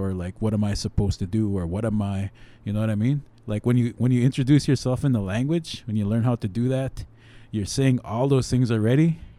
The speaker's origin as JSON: {"language": "English", "town": "Long Plain", "region": "Manitoba", "country": "Canada", "tie": "born or raised there", "said": "my family's from Southern Alberta and I'm Blackfoot, but I grew up in Long Plain because of these three reasons."}